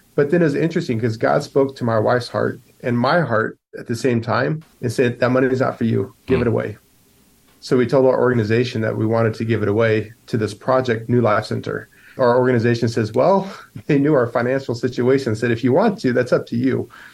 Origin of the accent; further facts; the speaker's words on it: United States; moved away as an adult; now in Poland; as an American are you in Poland?